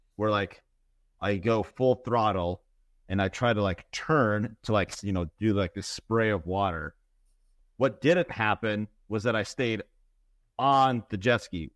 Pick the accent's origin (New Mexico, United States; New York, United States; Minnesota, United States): Minnesota, United States; I grew up in Minnesota, ten thousand lakes